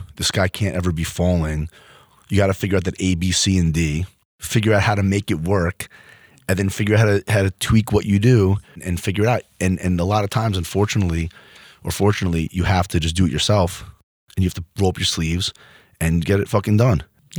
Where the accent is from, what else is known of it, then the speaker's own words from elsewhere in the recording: Freehold, New Jersey, United States; Like, I grew up in Freehold.